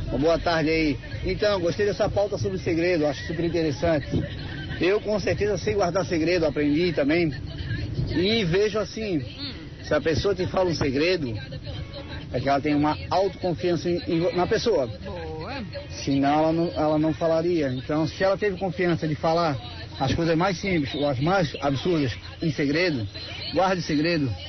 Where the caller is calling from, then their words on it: Gaspar, Santa Catarina, Brazil; Boa tarde, Minas, tudo bem? … sou de Gaspar.